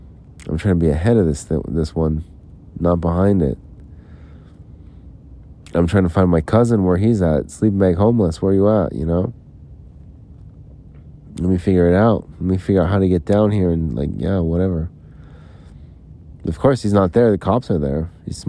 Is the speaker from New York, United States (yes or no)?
no; Salt Lake City, Utah, United States; but I'm from Utah, I'm from Salt Lake, I'm trying to find, like, employment, and I was trying to decide whether to stay in Phoenix or whether to go back to Salt Lake